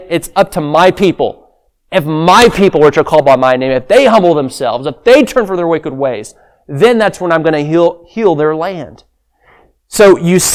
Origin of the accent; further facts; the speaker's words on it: Sri Lanka; moved away; I grew up in Sri Lanka